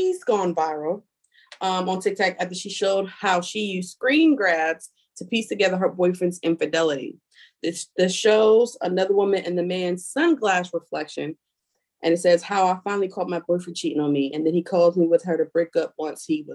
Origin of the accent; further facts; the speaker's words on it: Philadelphia, Pennsylvania, United States; moved away; also born or lived in Washington DC area (Maryland); I'm from Philly